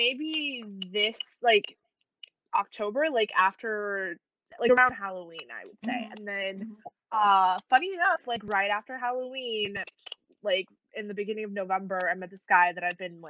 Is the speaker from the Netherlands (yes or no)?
no; Taiwan; moved away as an adult; also born or lived in Bloomington, Indiana; I'm from Taiwan originally, but I moved to Bloomington, Indiana for school, like, 4 or 5 years ago.